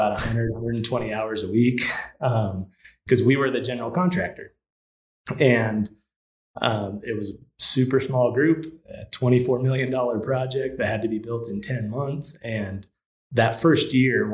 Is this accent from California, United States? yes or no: yes; California, United States; also born or lived in Louisiana; now in Colorado Springs, United States; I grew up in California, lived in Louisiana